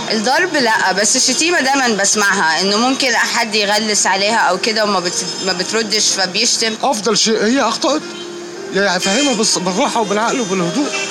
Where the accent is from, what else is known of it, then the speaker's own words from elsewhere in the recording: Egypt; عندنا في مصر